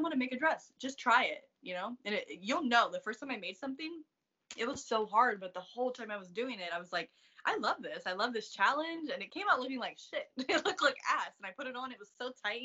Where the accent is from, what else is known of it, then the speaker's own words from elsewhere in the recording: East Coast, United States; moved away as an adult; I'm from the East Coast